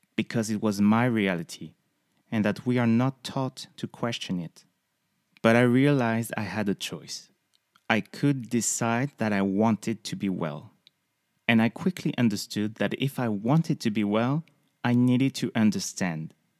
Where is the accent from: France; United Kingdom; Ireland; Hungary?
France; close to the Spanish border, south of France; moved away as an adult; also born or lived in Paris; now in United States; I was born and raised in the south of France, close from the Spanish border.